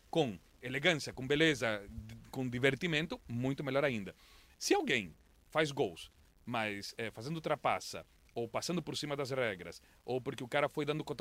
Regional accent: Londrina, Paraná, Brazil; E eu cresci em Londrina e eu adoro o cupim.

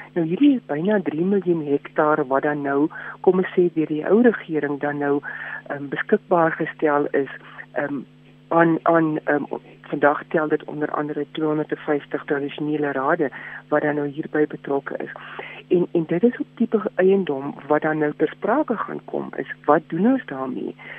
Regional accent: South Africa; ons as Suid-Afrikaners

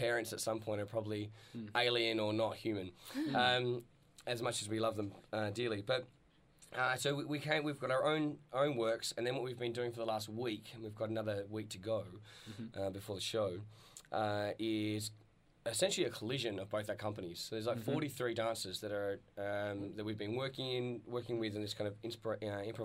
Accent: Launceston, Tasmania, Australia; I grew up in Launceston in Tasmania

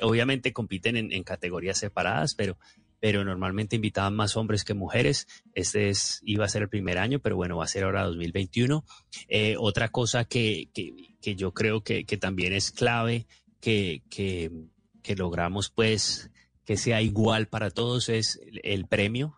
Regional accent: Colombia; uno como colombiano

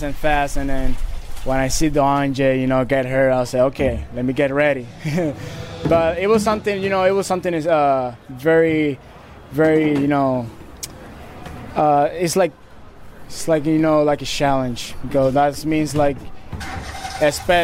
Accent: Puerto Rico; moved away as an adult; now in Fort Wayne, United States; I'll be honored and blessed, to be born and raised in Puerto Rico

